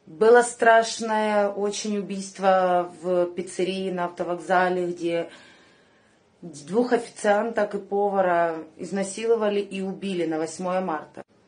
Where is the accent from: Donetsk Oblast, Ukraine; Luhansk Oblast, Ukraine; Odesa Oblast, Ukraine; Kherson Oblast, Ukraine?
Luhansk Oblast, Ukraine; Krasnodon; Я луганчанка, коренной житель города Краснодон